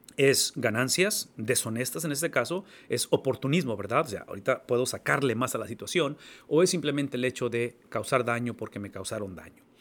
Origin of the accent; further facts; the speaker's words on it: Mexico; now in United States; como mexicano, que tengo la mitad de mi vida viviendo en Estados Unidos